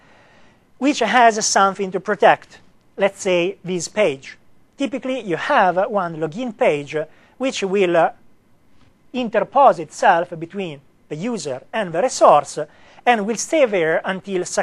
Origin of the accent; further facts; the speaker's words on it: Italy; accent: Italian; English is a second language; me not to have an Italian accent